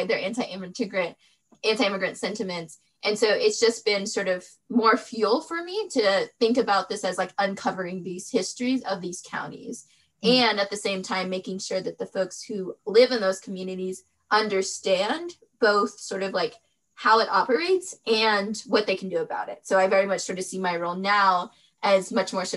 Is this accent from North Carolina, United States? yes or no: yes; Western North Carolina, United States; also born or lived in Durham, North Carolina; I was born in Western North Carolina, born and raised there